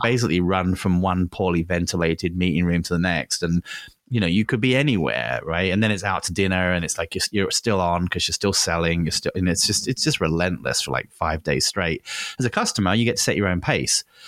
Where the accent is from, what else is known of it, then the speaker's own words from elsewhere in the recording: England, United Kingdom; moved away; I grew up in England